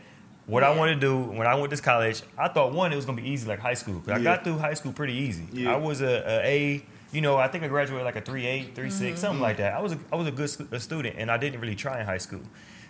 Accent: Akron, Ohio, United States; now in Atlanta, United States; obviously I'm from Akron, not even Cleveland Heights.

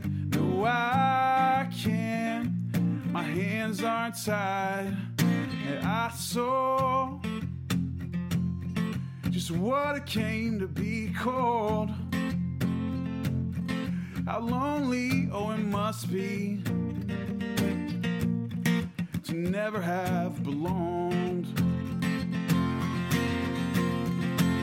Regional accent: Huntington, West Virginia, United States; from Huntington, West Virginia

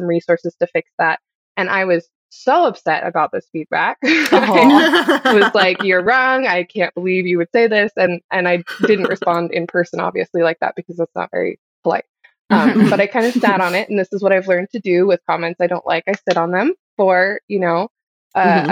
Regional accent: Ohio, United States; moved away; I grew up in Ohio

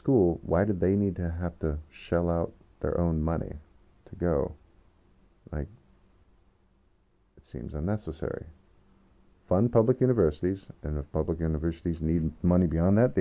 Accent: Skagit Valley, Washington, United States; I went to a community college in my hometown, Sketch Valley College.

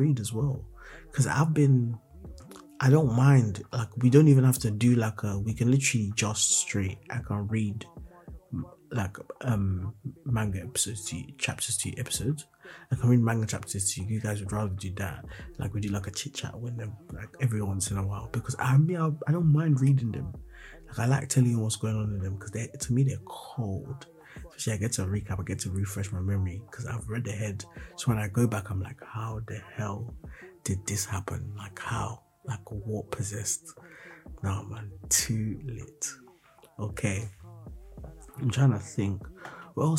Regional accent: Nigeria; I'm a Nigerian boy

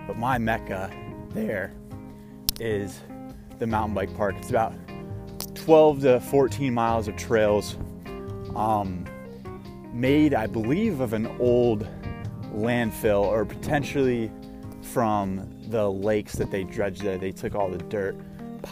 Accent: South Florida, United States; also born or lived in Brooklyn, New York; now in New York, United States; I'm from Florida, South Florida, actually, which is the flattest part of Florida.

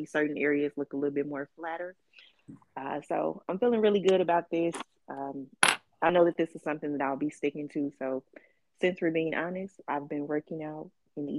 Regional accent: Chicago, Illinois, United States; moved away as an adult; also born or lived in California; Chicago is always home

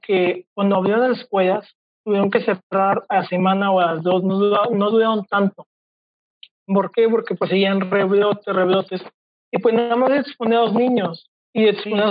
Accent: Mexico; como buen mexicano

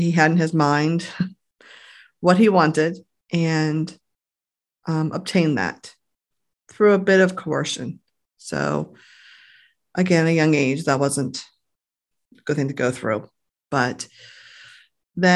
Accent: Grasonville, Maryland, United States; I grew up in Graysonville, I guess probably about a half hour or so from here

